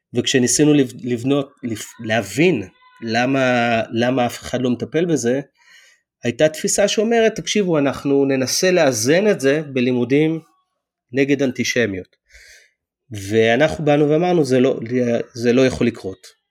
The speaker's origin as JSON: {"language": "Hebrew", "country": "Israel", "moved": "yes", "lives_now": "United States"}